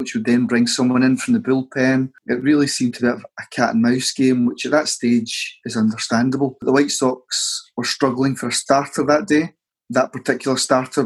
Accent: Scotland, United Kingdom; As Scottish football fans

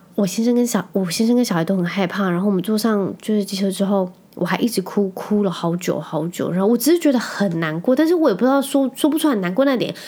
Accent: Penghu County, Taiwan; now in Kaohsiung, Taiwan; 我可以在澎湖这个地方长大

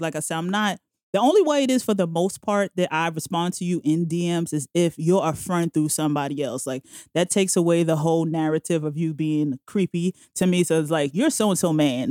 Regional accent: New York City, New York, United States; also born or lived in Bronx, New York; now in Manhattan, United States; I'm originally from Queens, Jamaica, Queens.

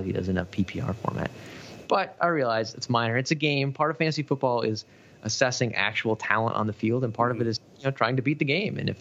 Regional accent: Minneapolis, Minnesota, United States; I grew up in Minneapolis

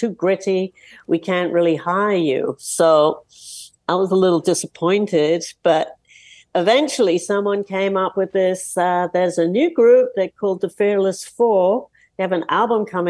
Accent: London, United Kingdom; moved away as an adult; now in New York City, United States; I grew up in London

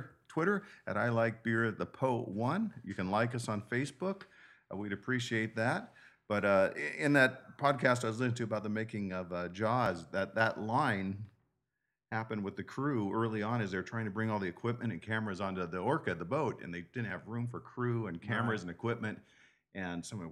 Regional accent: San Diego, California, United States; growing up in San Diego

